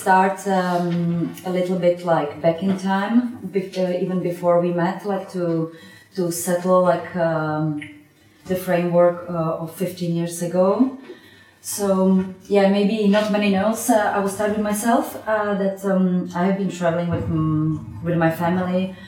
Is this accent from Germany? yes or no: no; Slovakia; moved away as an adult; also born or lived in Italy; I'm coming from Slovakia